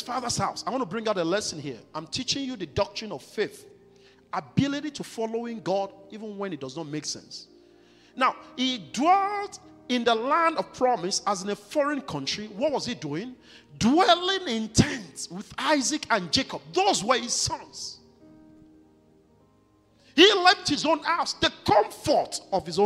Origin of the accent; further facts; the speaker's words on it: Nigeria; moved away as an adult; I'd rather go back to my home country